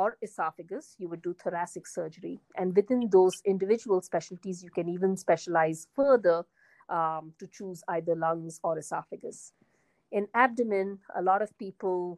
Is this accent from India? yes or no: yes; India; moved away as an adult; also born or lived in United Kingdom; now in United States; I was born in India, and I did all my basic education and medical school in India